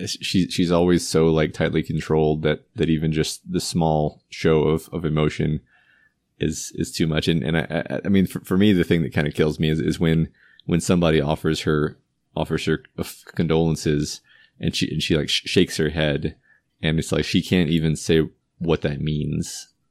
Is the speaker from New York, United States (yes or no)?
no; Texas, United States; I do, although I still don't understand why we talk about Alamo so much. But even as a Texan.